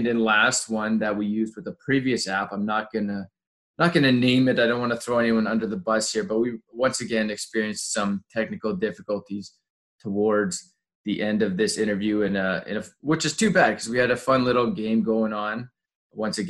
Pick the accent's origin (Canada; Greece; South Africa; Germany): Canada; Alberta; I'm an Albertan boy